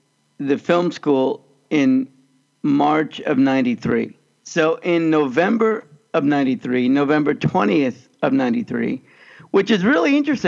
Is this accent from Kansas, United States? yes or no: yes; Kansas, United States; moved away; also born or lived in Los Angeles; even though I grew up in Kansas.